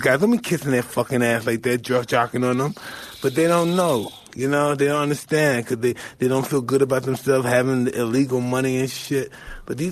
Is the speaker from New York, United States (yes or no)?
yes; New York City, New York, United States; I'm from Brownville.